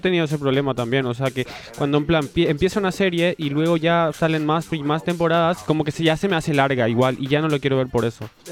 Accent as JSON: {"language": "Spanish", "country": "Paraguay", "moved": "yes", "lives_now": "Spain"}